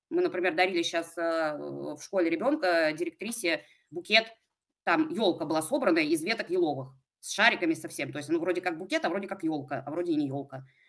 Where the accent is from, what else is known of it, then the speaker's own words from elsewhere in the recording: Pskov, Pskov Oblast, Russia; also born or lived in Saint Petersburg; Я из Пскова, а, это небольшой маленький город а, рядом с Питером.